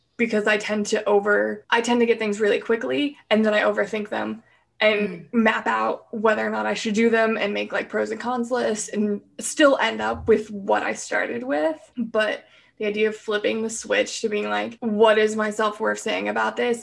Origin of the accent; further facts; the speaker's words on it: Pacific Northwest, United States; I'm from the Pacific Northwest